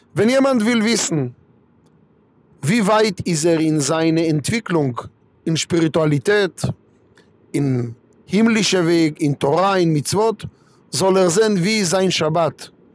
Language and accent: German; Kiryat Malachi, Southern District, Israel; German is a second language; now in Frankfurt, Germany; ich komme aus Kiryat Malachi, in Israel, nicht weit von Ashdod